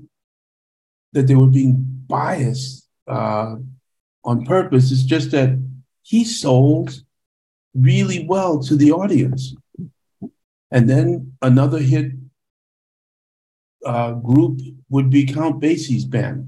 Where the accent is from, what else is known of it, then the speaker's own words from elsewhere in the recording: Panama; moved away; We listened to Latin music a lot because we're from Panama